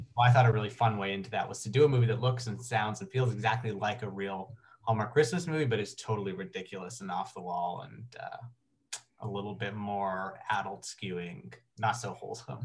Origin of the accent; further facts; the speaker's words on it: Canada; I'm, I'm from Canada and in the Canadian film industry